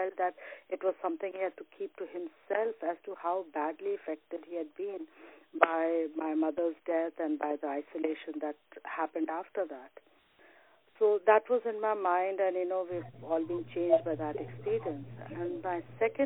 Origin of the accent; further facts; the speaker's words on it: Varanasi, Uttar Pradesh, India; also born or lived in Dubai / Saudi Arabia; now in Toronto, Canada; I was born in Varanasi, India, and I did 20 years about in Dubai and Saudi Arabia, and now I'm located in Toronto since the past 9 years